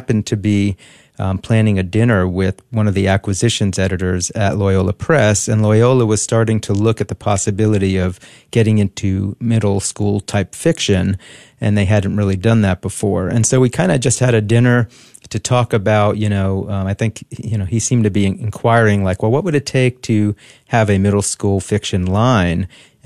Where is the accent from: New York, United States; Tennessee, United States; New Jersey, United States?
New Jersey, United States; I grew up in New Jersey, Catholic family